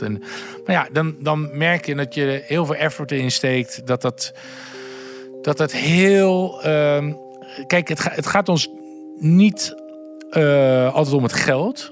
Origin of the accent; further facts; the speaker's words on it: Gouda, South Holland, Netherlands; now in Amsterdam, Netherlands; Ik kom uit Gouda en ik heb een onwijs fijn warm gezin